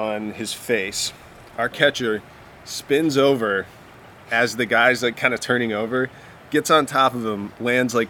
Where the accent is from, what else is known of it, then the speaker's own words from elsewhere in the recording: Richmond, Virginia, United States; Richmond, my hometown